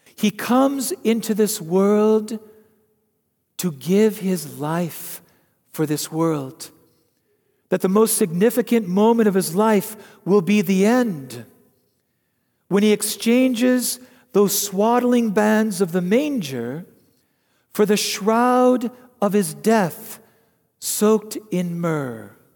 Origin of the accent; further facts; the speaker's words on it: United States; as an American